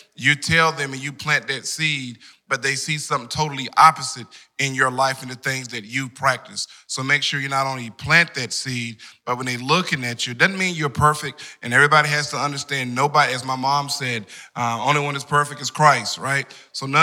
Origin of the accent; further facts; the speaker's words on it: Wendell, North Carolina, United States; the amazing large town of Wendell